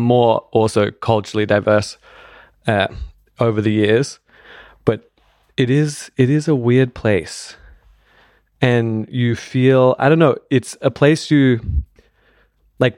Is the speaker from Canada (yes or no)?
no; Australia; also born or lived in London; now in Berlin, Germany; I grew up in Australia where you had to have a car to get around